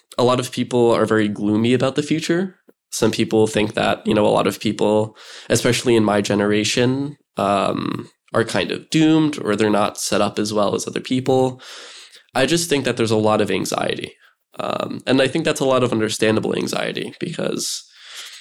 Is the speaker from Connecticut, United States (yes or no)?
no; New Jersey, United States; Fort Monmouth closed in 2011, I believe. Yeah, so that's right near my house